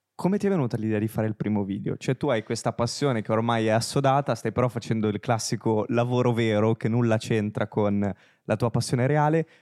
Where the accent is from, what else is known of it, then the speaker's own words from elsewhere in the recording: Genoa, Liguria, Italy; now in Milan, Italy; entrambi siamo genovesi